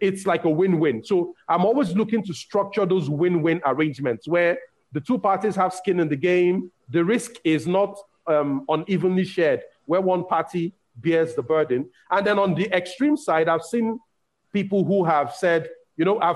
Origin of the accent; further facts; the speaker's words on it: Nigeria; English is a second language; I'm from Nigeria